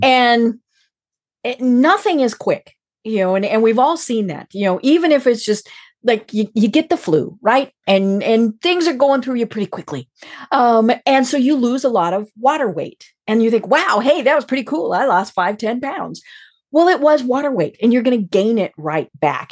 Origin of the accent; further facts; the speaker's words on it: Colorado, United States; I'm from Colorado